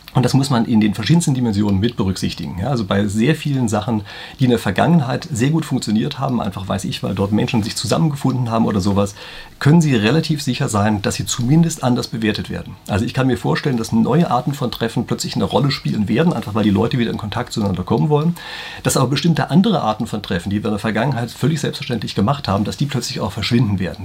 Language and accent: German; Germany; bei uns in Deutschland